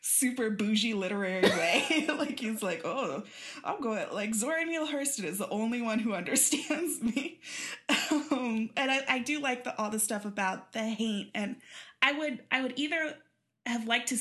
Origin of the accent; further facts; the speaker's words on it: Kansas City, Missouri, United States; now in Southern California, United States; I grew up in Kansas City.